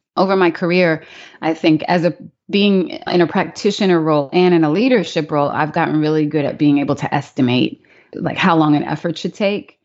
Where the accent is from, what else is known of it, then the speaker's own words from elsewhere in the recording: New York City, New York, United States; moved away; also born or lived in Pittsburgh, Pennsylvania / Maryland; I was born in Pittsburgh, Pennsylvania. when I was really young, before I started school, we moved to Queens, New York. So I grew up in Queens